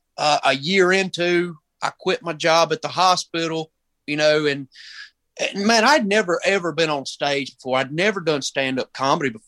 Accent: Union, South Carolina, United States; I'm from Union, South Carolina

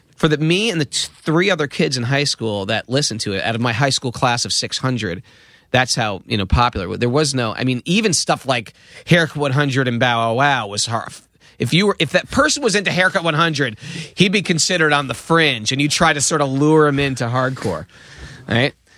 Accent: Danbury, Connecticut, United States; born or raised there

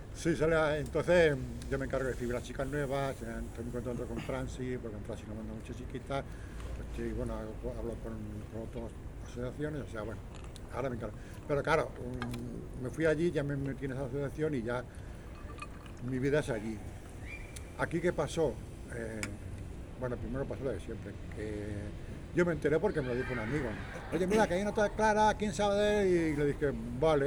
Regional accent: Sabadell, Catalonia, Spain; now in Tarragona, Spain; yo nací en Canoriac, luego estuve viviendo en la Concordia

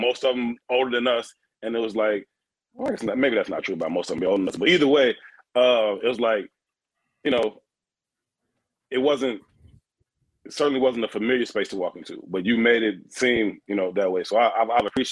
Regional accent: Chicago, Illinois, United States; being a Chicago kid, born and raised on the South Side

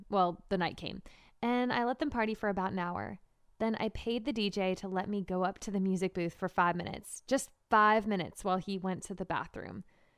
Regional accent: Marshalltown, Iowa, United States; is the Marshalltown Community College baseball team. And it's not even a real college. As lame as my hometown is, all that lameness kind of helped me.

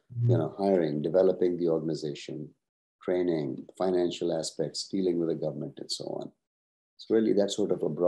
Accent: Pakistan; also born or lived in Turkey / Cincinnati, United States; now in United States; I'm originally from Pakistan, so I went to college in Turkey.

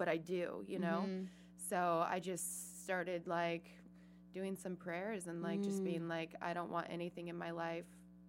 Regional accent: Seattle, Washington, United States; moved away; I'm originally from Seattle.

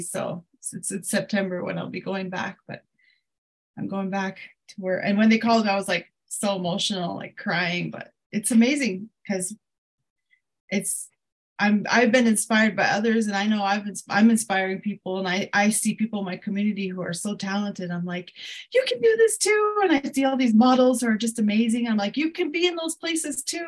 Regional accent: Crow Agency, Montana, United States; now in Billings, United States; I'm based out of um, Billings, Montana, which is about an hour from where I'm from, uh, the Crow Reservation, Crow Agency

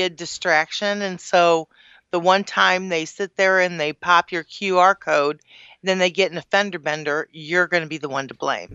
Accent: Woodson Terrace, Missouri, United States; I grew up in Woodson Terrace.

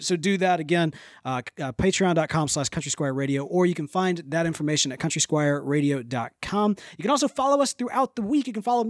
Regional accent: the South, United States; accent: Southern; I've kind of crossed my Southern accent a couple different ways there in the midst of it.

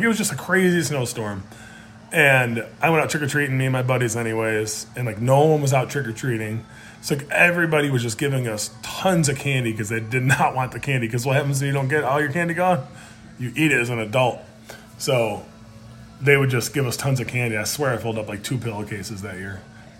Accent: Buffalo, New York, United States; I grew up in Buffalo, New York. Snowbelt of America, right?

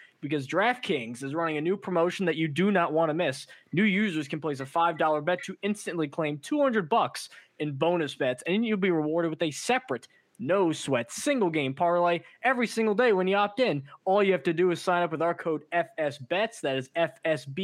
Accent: Central New Jersey, United States; I live in, especially I grew up too in New Jersey, kind of on the divide between North and South, like kind of right in the middle.

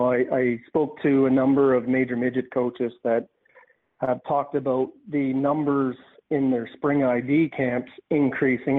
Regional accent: Windsor, Nova Scotia, Canada; now in Truro, Canada; I grew up in Windsor and the West Hants minor hockey system

